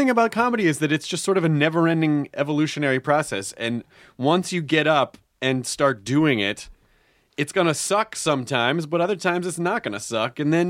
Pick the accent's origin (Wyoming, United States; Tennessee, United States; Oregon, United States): Tennessee, United States; Memphis; also born or lived in Kentucky; Actually, I was born in Kentucky and then I grew up in Memphis.